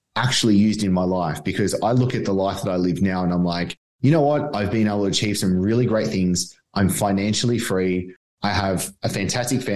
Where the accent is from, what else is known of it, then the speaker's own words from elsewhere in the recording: Manly, New South Wales, Australia; moved away as an adult; also born or lived in Dubai / Bali; now in Sunshine Coast, Australia; I'm back in Australia, and where I am from Manly originally, back in Sunshine Coast now.